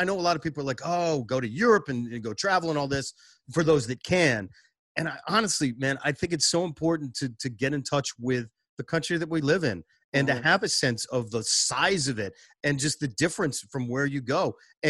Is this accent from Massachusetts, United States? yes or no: yes; Boston, Massachusetts, United States; moved away as an adult; now in Washington, D.C., United States; I'm a Boston guy.